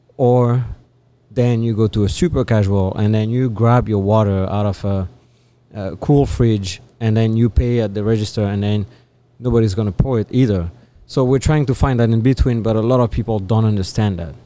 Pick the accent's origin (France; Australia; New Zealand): France; moved away; I am from France.